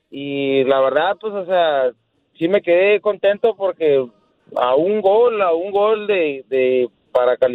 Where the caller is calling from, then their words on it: Phoenix, Arizona, United States; Habla …, acá de Phoenix, Arizona.